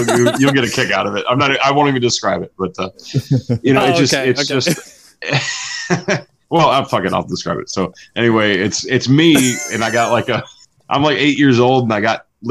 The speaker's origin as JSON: {"language": "English", "town": "Cleveland", "region": "Ohio", "country": "United States", "said": "I'm from Cleveland"}